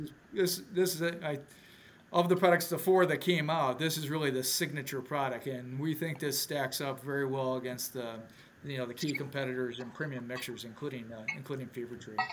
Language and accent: English; Milwaukee, Wisconsin, United States; moved away; also born or lived in Minneapolis area, Minnesota; I'm originally from Milwaukee, but haven't haven't lived here in well, about 30 years